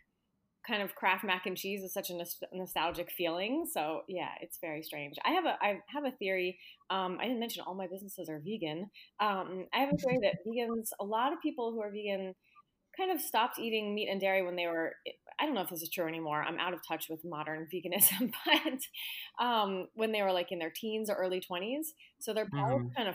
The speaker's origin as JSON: {"language": "English", "region": "Arizona", "country": "United States", "said": "I'm from Arizona."}